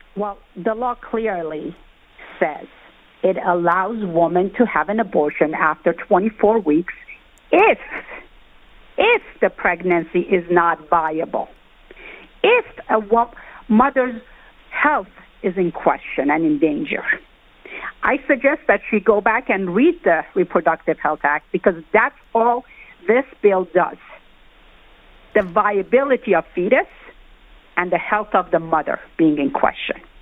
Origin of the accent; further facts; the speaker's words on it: New York, United States; as a New Yorker